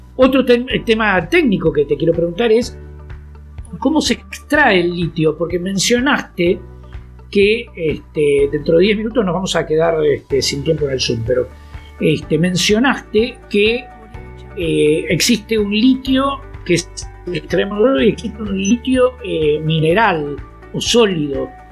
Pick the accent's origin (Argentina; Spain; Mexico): Argentina